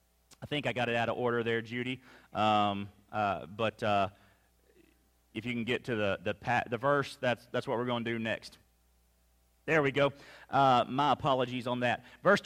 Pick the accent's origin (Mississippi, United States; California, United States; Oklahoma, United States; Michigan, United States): Mississippi, United States; Remember, I grew up in Mississippi. I grew up a Mississippi State fan.